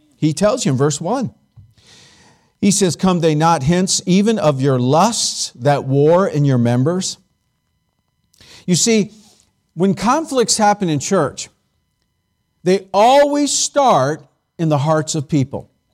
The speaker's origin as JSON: {"language": "English", "region": "California", "country": "United States", "tie": "born or raised there", "moved": "yes", "said": "I grew up in California"}